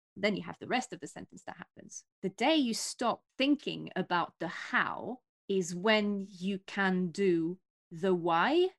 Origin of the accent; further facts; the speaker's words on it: near Paris, Île-de-France, France; now in London, United Kingdom; my hometown is right next to Paris